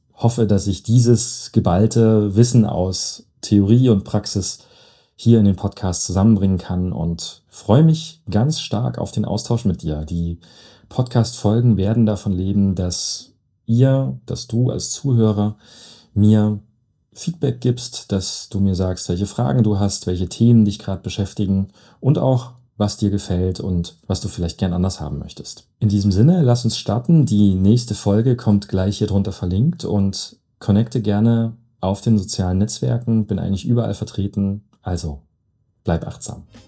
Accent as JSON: {"language": "German", "town": "Leipzig", "region": "Saxony", "country": "Germany", "tie": "born or raised there", "lives_now": "Eilenburg, Germany", "said": "ich bin geborener Leipziger, wohne jetzt in Eilenburg"}